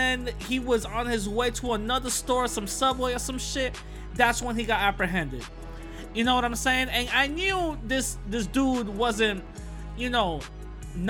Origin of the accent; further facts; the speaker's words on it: New York City, New York, United States; I am a New Yorker, okay? I am a New Yorker. I'm from the Bronx. I'm in the Bronx